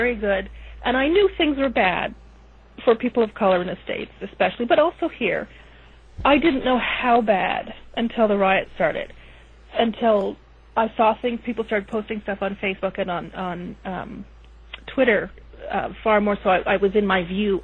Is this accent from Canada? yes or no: yes; Canada; I'm Canadian